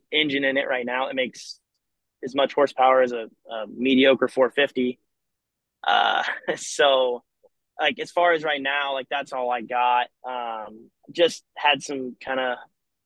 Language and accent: English; Oregon, United States; also born or lived in Washington; now in Indianapolis, United States; I'm from Oregon